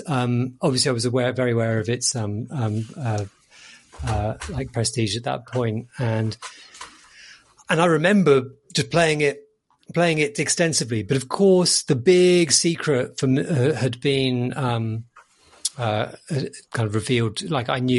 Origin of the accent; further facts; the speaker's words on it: United Kingdom; we are British